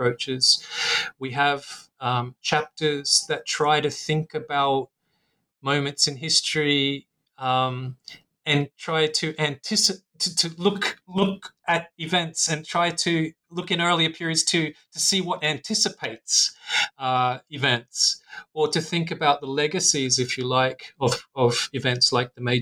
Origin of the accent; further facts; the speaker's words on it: Australia; now in Singapore; my home country of Australia